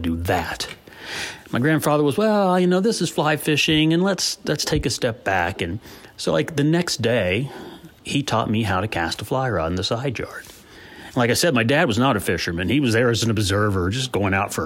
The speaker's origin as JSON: {"language": "English", "town": "Columbus", "region": "Ohio", "country": "United States", "tie": "born or raised there", "said": "I grew up in a suburban neighborhood on the southwest side of Columbus, not far from where I live today"}